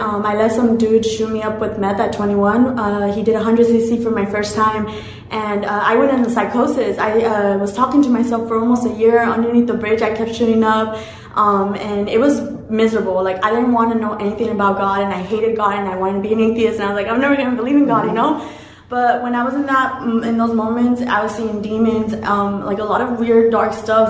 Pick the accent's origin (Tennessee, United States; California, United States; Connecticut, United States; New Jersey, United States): California, United States; Orange County; I'm from Orange County